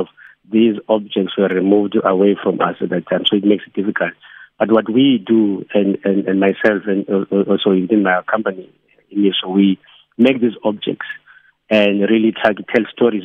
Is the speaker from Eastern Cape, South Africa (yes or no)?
yes; Eastern Cape, South Africa; now in Cape Town, South Africa; we're all from the Eastern Cape